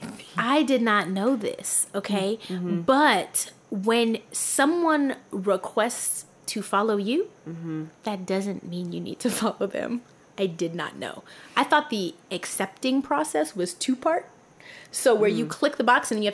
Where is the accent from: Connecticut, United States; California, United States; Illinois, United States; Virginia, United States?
California, United States; Los Angeles; I am from California. I am from LA, born mm-hmm. and raised here